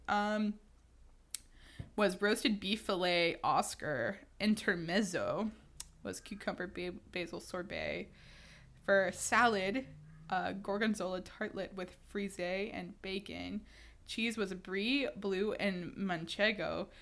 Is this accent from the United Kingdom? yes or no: no; Houston, Texas, United States; I'm from Houston